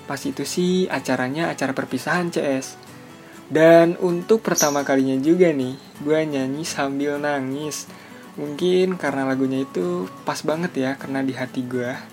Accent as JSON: {"language": "Indonesian", "town": "Bogor", "region": "West Java", "country": "Indonesia", "said": "Gue berasal dari kota Bogor"}